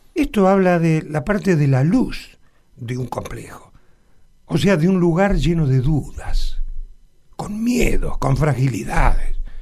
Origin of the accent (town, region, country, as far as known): Argentina